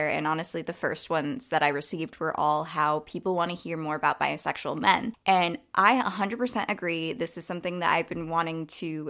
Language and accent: English; United States; also born or lived in upstate New York; I'm American. I live in upstate New York